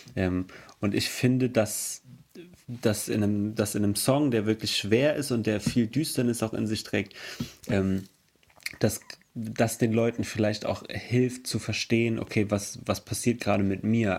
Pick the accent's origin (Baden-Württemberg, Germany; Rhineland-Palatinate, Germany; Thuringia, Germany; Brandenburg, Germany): Rhineland-Palatinate, Germany; Emmelshausen; Wir kommen aus Emmelshausen. Das ist im Hunsrück.